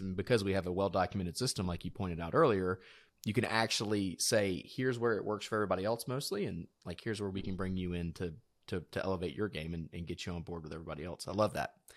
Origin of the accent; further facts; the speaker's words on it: South Georgia, United States; moved away; I'm from South Georgia originally, which is like a swamp.